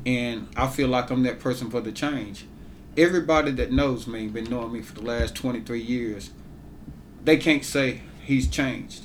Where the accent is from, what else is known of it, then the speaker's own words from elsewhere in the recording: Ware, Mississippi, United States; moved away as an adult; now in Grenada, United States; I'm originally from Ware, Mississippi.